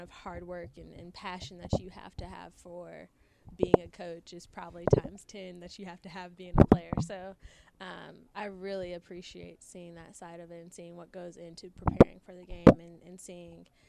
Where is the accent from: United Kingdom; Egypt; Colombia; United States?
United States; Clemson, South Carolina; I grew up on Clemson's campus